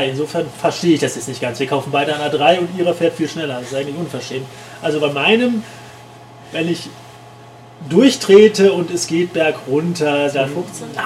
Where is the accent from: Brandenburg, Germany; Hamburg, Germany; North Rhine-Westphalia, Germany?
North Rhine-Westphalia, Germany; Paderborn; Und Paderborn, für alle die, die das nicht wissen, ist in Ostwestfalen-Lippe. Und für alle die, die nicht wissen, wo Ostwestfalen-Lippe ist, Paderborn ist 100 Kilometer östlich von Dortmund.